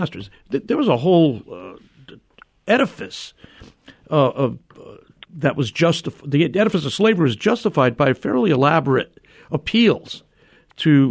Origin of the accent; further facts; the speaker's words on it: New Haven, Connecticut, United States; my hometown of New Haven, Connecticut